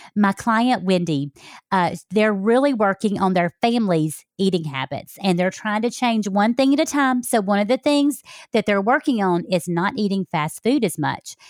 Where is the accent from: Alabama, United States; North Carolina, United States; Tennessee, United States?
Alabama, United States; moved away; I came from Alabama